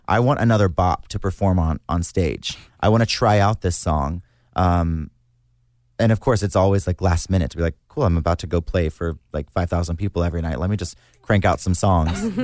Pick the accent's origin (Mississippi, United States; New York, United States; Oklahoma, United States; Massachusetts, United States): Mississippi, United States; South; being born and raised in South Mississippi with my family and my friends